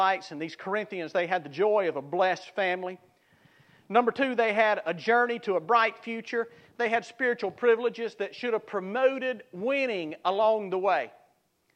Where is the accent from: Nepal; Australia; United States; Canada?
United States; South Mississippi; I grew up in South Mississippi